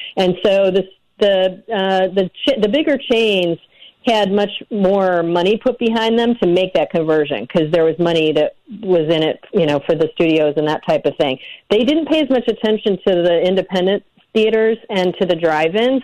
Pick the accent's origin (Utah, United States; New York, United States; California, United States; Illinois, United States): Illinois, United States; north of Chicago; now in Los Angeles, United States; I'm from Illinois, and I grew up north of Chicago.